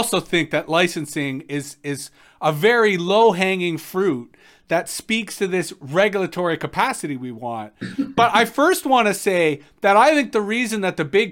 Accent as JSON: {"language": "English", "country": "Canada", "said": "as Canadians"}